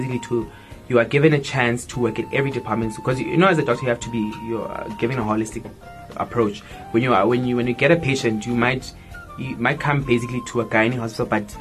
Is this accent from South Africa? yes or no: yes; Soweto, Gauteng, South Africa; I grew up in Soweto